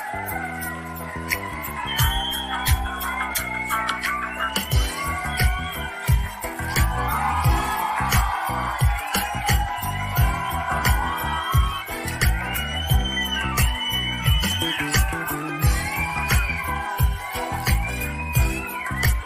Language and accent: English; New York City, New York, United States; growing up in New York was an adventure